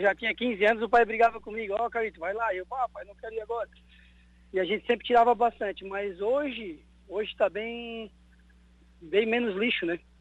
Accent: Araranguá, Santa Catarina, Brazil; Eu eu nasci aqui no Morro dos Conventos

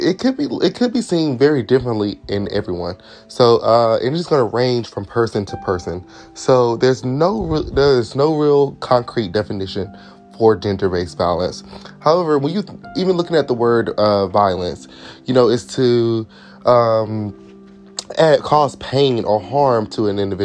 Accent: Durham, North Carolina, United States; I'm from Durham, North Carolina, in the States.

